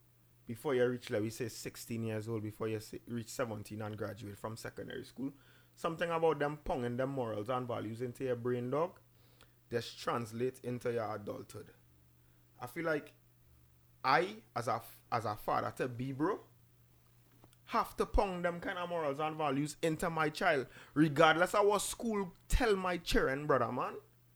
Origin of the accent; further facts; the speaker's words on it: New York, United States; also born or lived in Caribbean; I grew up in the Caribbean. I grew up in New York, right? But when I went to the Caribbean, I got the end of primary school into secondary school.